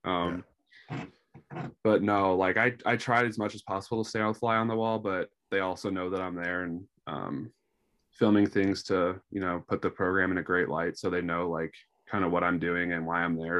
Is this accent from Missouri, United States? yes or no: yes; St. Louis, Missouri, United States; born and raised in Saint Louis